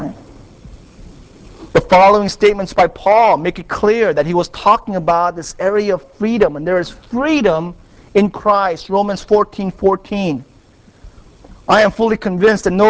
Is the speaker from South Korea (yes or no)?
yes; South Korea; moved away; I was raised in Korea by my grandparents